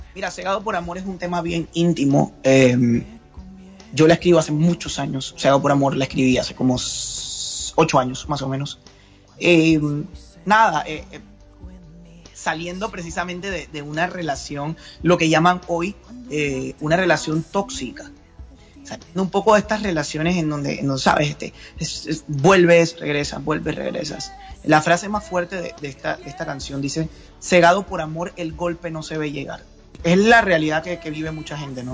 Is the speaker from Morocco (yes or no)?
no; Panama; aquí en Panamá